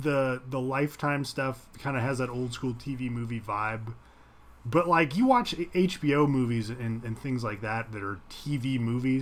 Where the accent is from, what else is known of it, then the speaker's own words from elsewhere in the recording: Ohio, United States; I grew up in Ohio